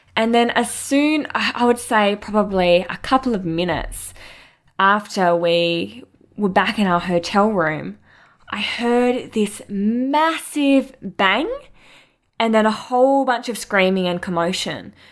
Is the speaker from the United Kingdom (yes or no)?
no; Mandurah, Western Australia, Australia; I grew up in Mandurah, which is an hour south of Perth in WA, Australia on a coastal town with my family and my sister, Candace